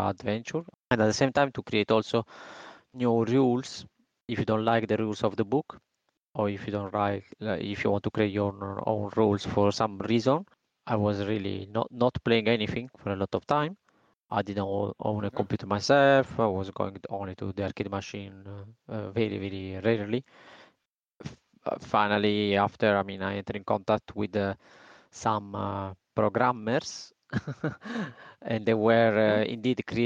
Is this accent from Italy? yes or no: yes; Italy; moved away as an adult; now in Spain; I moved out from Italy. I traveled in, let's say, in different country. Now I am in Spain.